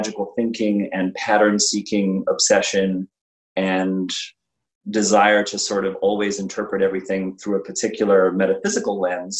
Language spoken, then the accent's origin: English; South Africa; I grew up in South Africa